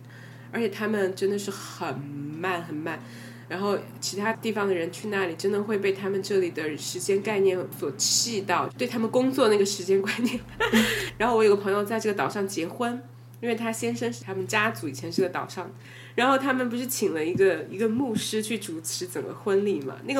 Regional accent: Sichuan, China; accent: Sichuanese; first language Sichuanese; 他就叫我们每个人用自己的母语来 hip hop 一段。然后我们最后就玩的超开心，到笑死了。你可以想象吗？我当时我决定我用四川话来 hip hop

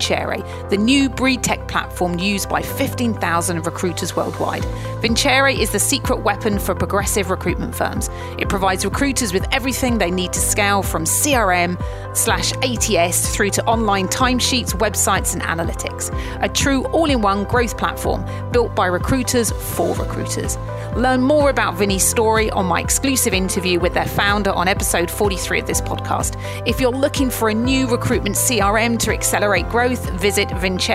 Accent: Chatham, South East England, United Kingdom; I'm from Chatham

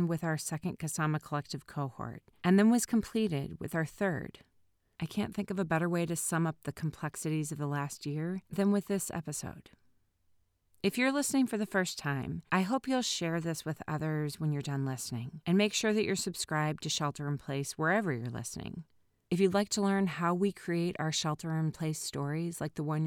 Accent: Minnesota, United States; moved away as an adult; now in California, United States; As a kid growing up in Minnesota

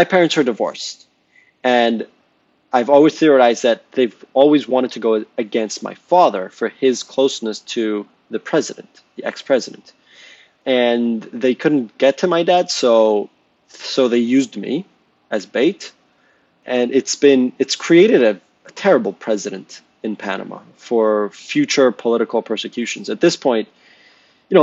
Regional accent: Jamaica; moved away; I'm Jamaican

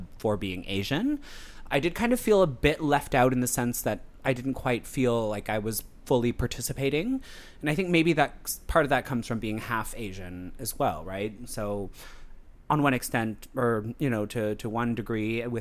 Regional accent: Moncton, New Brunswick, Canada; I was born in New Brunswick, born and raised in New Brunswick, in the most cosmopolitan city in New Brunswick, the grand old city of Moncton

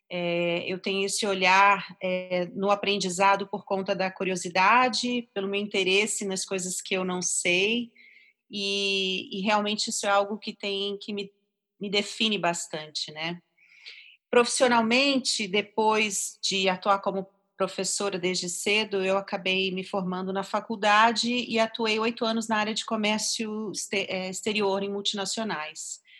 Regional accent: Rio de Janeiro, Brazil; now in São Paulo, Brazil; É, eu sou carioca, ah, moro aqui em São Paulo já tem uns 17 anos e eu vim para cá por motivos profissionais.

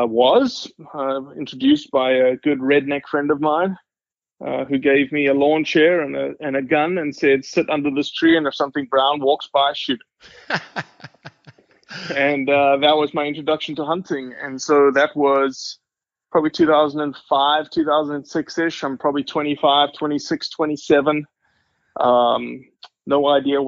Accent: Johannesburg, Gauteng, South Africa; now in United States; I am originally from South Africa, born and raised to a family that steeped in hunting heritage

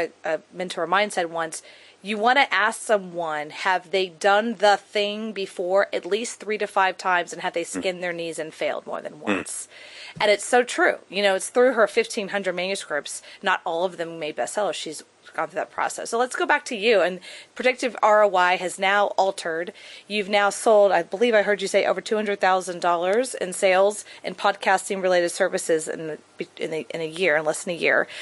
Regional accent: Texas, United States; I'm from Texas and my dad was an oil man

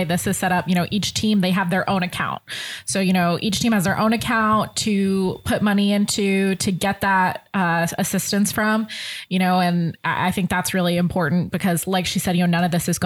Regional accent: Connecticut, United States; I'm from Connecticut and, you know, we don't have high school teams

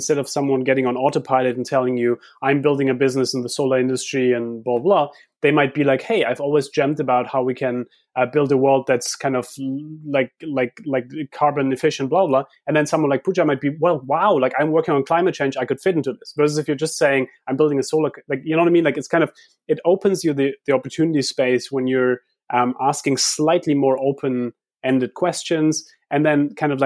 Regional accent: Heidelberg, Baden-Württemberg, Germany; moved away; I grew up in Heidelberg where we have this philosopher's way

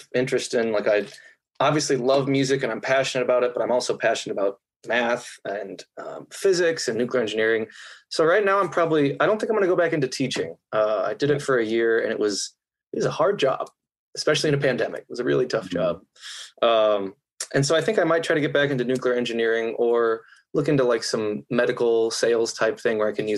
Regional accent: Columbia, Illinois, United States; I grew up in Columbia, Illinois, right near St. Louis

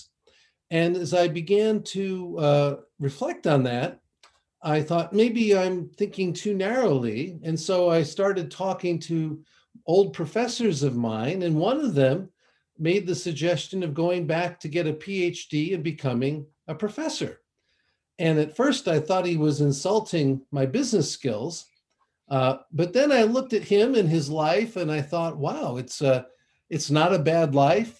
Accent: Ann Arbor, Michigan, United States; moved away as an adult; also born or lived in Connecticut; I grew up in the Midwest in Michigan, in a town called Ann Arbor, where the University of Michigan is located.

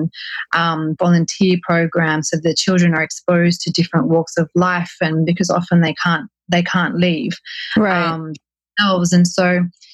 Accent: Australia; as an Australian

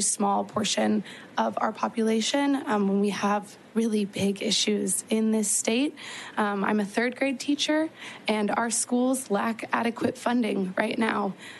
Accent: Texas, United States; As a Texan

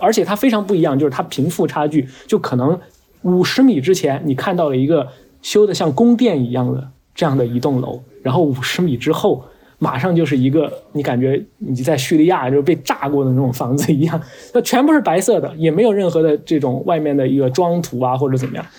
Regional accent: China; 他都是明显区别于我们中国人嘛

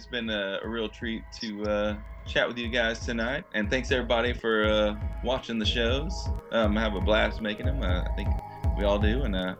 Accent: Texas, United States; Well, I am from Texas. That's our motto.

